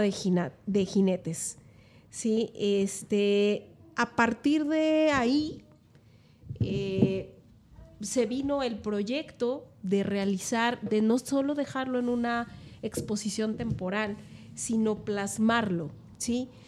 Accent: Mexico; parte de nuestra cultura también este, como mexicanos

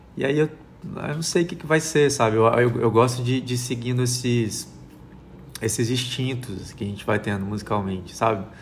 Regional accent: Brazil; me entender como brasileiro

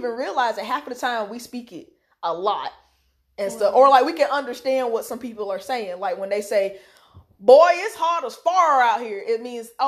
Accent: the Carolinas, United States; the Carolinas. That's that's where we're from. Yep. Um. So yeah, how we speak is especially like I know my accent comes out the most when I get excited, or when I get angry.

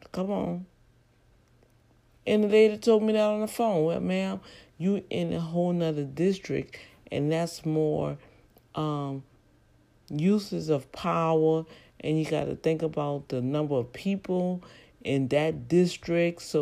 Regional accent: New Orleans, Louisiana, United States; now in Houston, United States; because I came from New Orleans, Louisiana, I could not really uh, represent the district. I've been in the district for almost seven, eight years.

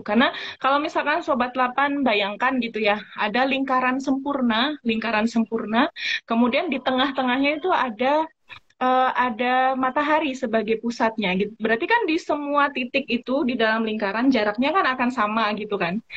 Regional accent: East Java, Indonesia; moved away; saya asalnya dari Jawa Timur

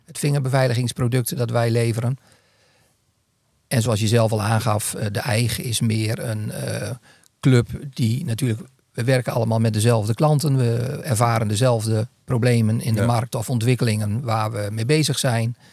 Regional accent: northern Netherlands, Netherlands; ik ben Noorderling

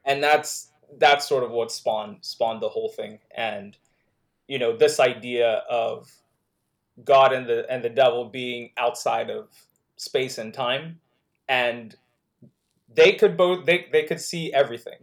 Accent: Nigeria; also born or lived in Netherlands; now in United States; in Nigeria, like, I, I remember growing up on Thundercats

